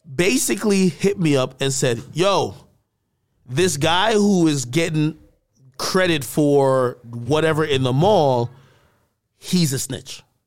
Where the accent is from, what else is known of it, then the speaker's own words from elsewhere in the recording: New Jersey, United States; also born or lived in Jamaica; I grew up in Jersey as well, you know, I came from Jamaica, I moved over here, um, like right around middle school or whatever, into high school.